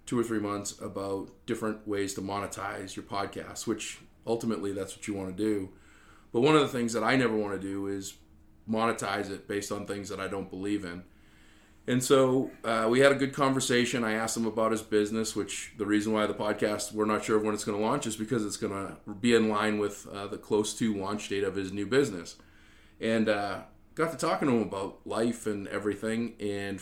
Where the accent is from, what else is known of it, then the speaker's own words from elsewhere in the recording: Easton, Massachusetts, United States; moved away; my hometown of Easton, Massachusetts